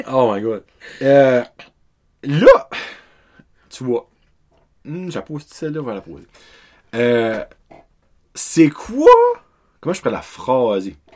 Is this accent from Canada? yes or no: yes; Canada; ben, je suis un Acadien, no offense.